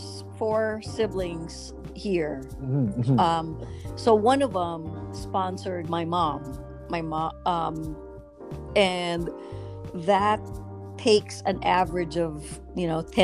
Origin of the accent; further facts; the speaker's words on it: Manila, Metro Manila, Philippines; now in Los Angeles, United States; because I grew up in Manila, so you can get around pretty much without a car.